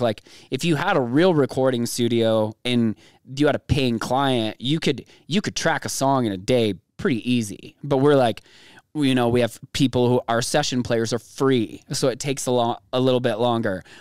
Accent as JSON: {"language": "English", "town": "Gillette", "region": "Wyoming", "country": "United States", "tie": "born or raised there", "also_born_or_lived": "California", "moved": "yes", "said": "I was like four or something when we finally moved out there"}